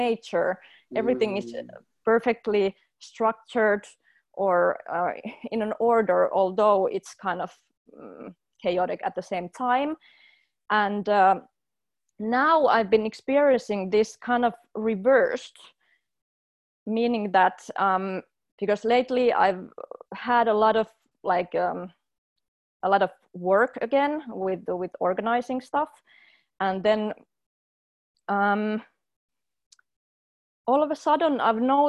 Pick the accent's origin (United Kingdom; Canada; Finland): Finland; I come from Finland, which is a highly organized culture